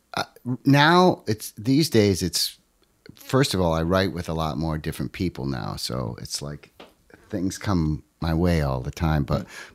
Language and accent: English; Watertown, United States; back in my hometown, you know, up in the Watertown area